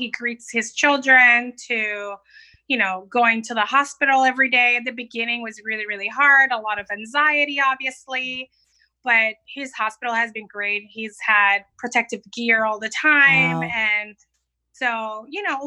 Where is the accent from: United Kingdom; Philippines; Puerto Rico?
Puerto Rico; moved away as an adult; also born or lived in New York City, United States / Atlanta, United States; now in Tampa, United States; Born and raised in Puerto Rico. Came to the States in 2009, where I moved to New York City.